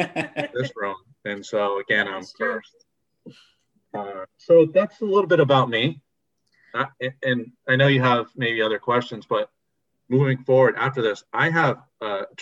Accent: New Hampshire, United States; moved away as an adult; now in Connecticut, United States; I grew up in New Hampshire. I've lived in Connecticut for the past 14 years.

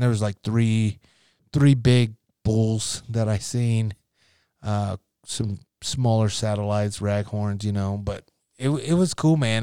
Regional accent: Nebraska, United States; growing up in Nebraska

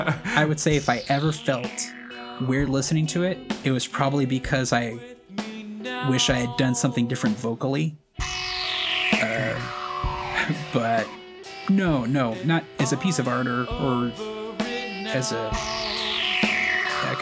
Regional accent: Ventura, California, United States; moved away as an adult; also born or lived in Crete, Nebraska; I grew up in Ventura, California

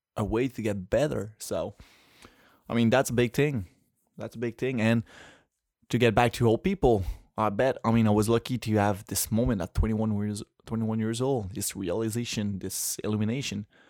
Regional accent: Quebec City, Quebec, Canada; first language French; English is a second language; I'm from Quebec City

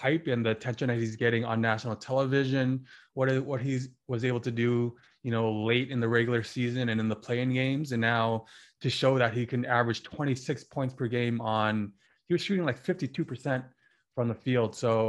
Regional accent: Canada; as another Canadian, Dylan Brooks, another breakout player

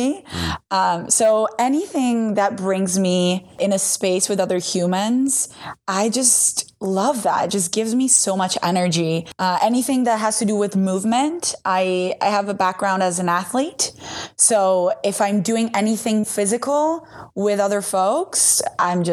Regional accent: Italy; I'm from Italy.

